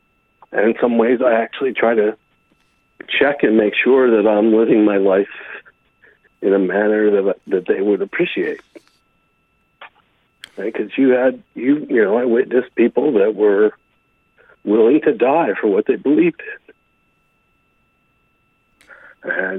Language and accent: English; United States; being an American